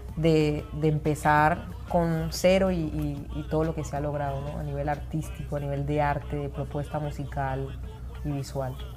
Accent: Chocó, Colombia; nosotros que venimos de, de el Chocó

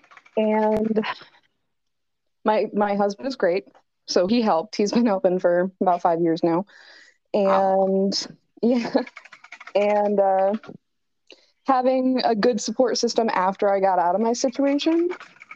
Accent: Brooklyn, Michigan, United States; moved away as an adult; also born or lived in Flint, Michigan; we moved to Brooklyn, Michigan. So okay. I was raised there until I was about 17.

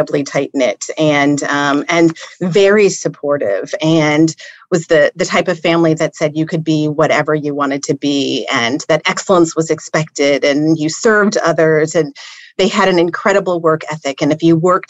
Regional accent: Indianapolis, Indiana, United States; also born or lived in Cincinnati, Ohio / Ankara, Turkey / Basel, Switzerland; spent my time in Indianapolis through kindergarten through 12th grade

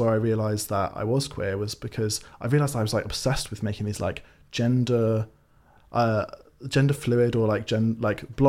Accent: Swansea, Wales, United Kingdom; I grew up in Swansea in Wales, nice. In South Wales

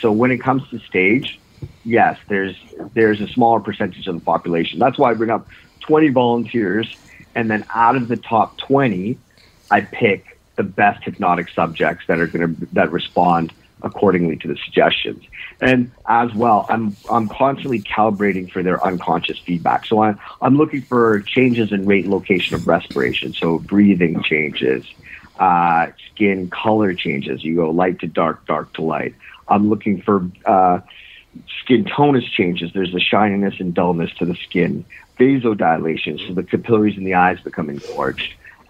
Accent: Ontario, Canada; now in Toronto, Canada; I grew up actually in Northern Ontario, believe it or not.

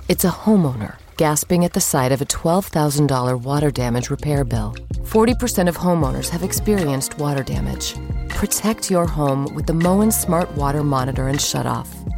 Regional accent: Hove, South East England, United Kingdom; I grew up in Hove, just outside of Brighton, in an apartment.

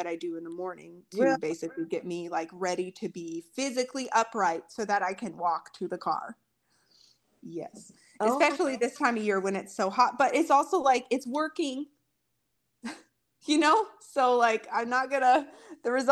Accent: rural Montana, United States; I'm so far from anything in my hometown in rural Montana where I'm from

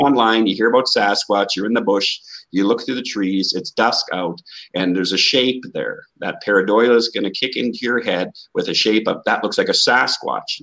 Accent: Canada; I'm from Canada.

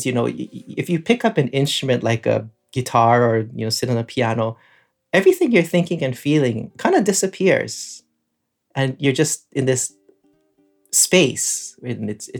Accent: Hawaii, United States; I grew up in Hawaii, and I spent a lot of my time on the water

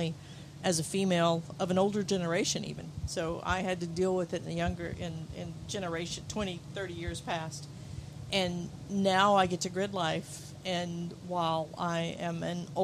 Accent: the South, United States; growing up in the South

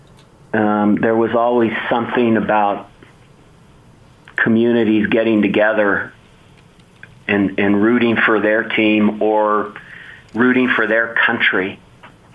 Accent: Bay Area, California, United States; I grew up in the Bay Area

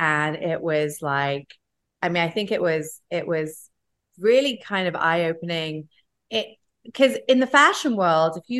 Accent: England, United Kingdom; also born or lived in Los Angeles / Asia; now in New York, United States; I grew up in England. I lived in LA. I lived in New York. I spent some time in Asia

